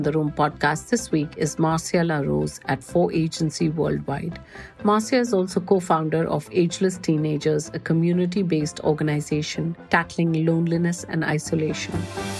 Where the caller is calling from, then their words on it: Gurgaon, Haryana, India; I am tuning in from Gurgaon in India, so it's afternoon here.